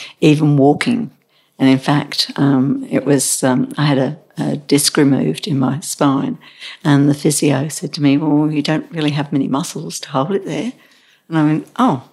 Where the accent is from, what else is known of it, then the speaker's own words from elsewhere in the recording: England, United Kingdom; moved away as an adult; also born or lived in Birmingham, United Kingdom / Derby, United Kingdom / Colombo, Sri Lanka; now in Australia; I was born in Birmingham in the UK. And lived there until I was 9. And we lived in 5 counties around England before I left at 18